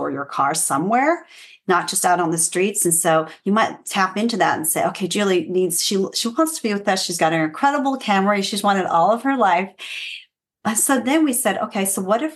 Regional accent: Fresno, California, United States; moved away as an adult; also born or lived in Los Angeles; I moved from Fresno

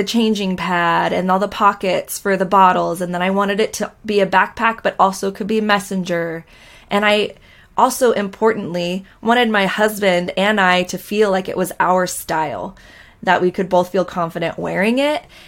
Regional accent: Orange County, Costa Mesa, Newport Beach area, Southern California, United States; I grew up in Southern California in Orange County, Costa Mesa, Newport Beach area

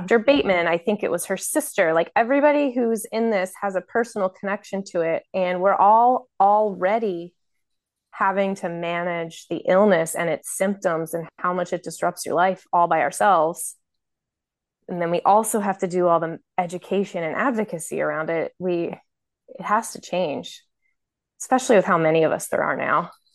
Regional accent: Baltimore, Maryland, United States; I'm from Baltimore, Maryland

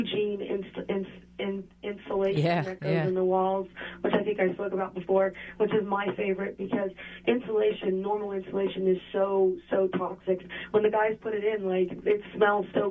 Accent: Dallas, Texas, United States; In Dallas.

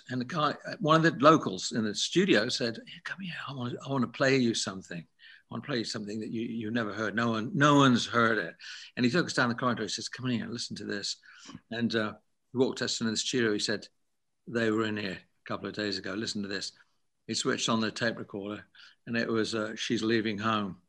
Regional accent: England, United Kingdom; a mate, Zoot Money, from my hometown in England.

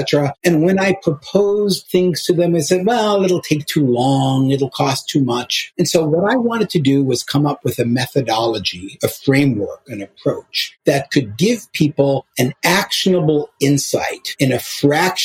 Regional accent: Chicago, Illinois, United States; I grew up in Hyde Park in Chicago

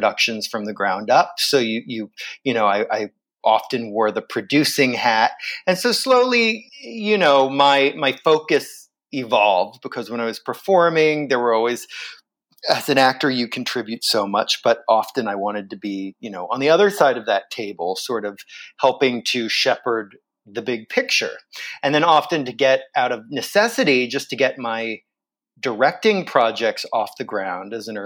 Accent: Vero Beach, Florida, United States; also born or lived in Pennsylvania; I moved to Florida from Pennsylvania when I was 5 years old. And my town, Vero Beach, Florida, had this wonderful children's theater program

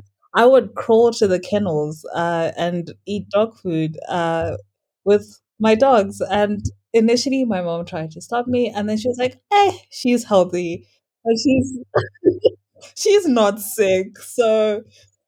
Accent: Norton, Mashonaland West, Zimbabwe; also born or lived in Harare, Zimbabwe; I grew up in a very small town here in Zimbabwe. It's called Norton.

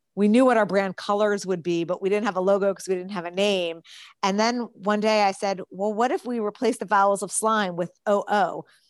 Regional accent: New Jersey, United States; I grew up in New Jersey

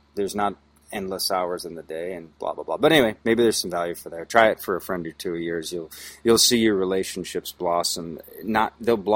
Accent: United States; being an American

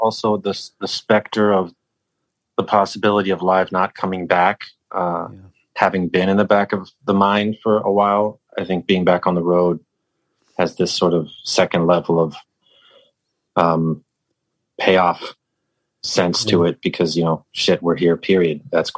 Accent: England, United Kingdom; born there; I think, you know, I was born in England.

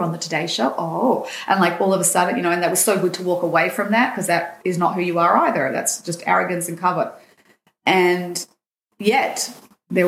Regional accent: Sydney, New South Wales, Australia; now in Israel; I grew up in Sydney

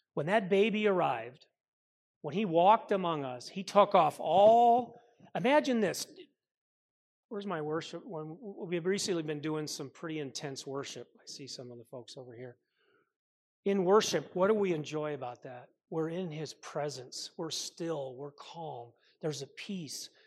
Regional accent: Minnesota, United States; I grew up with him in Minnesota

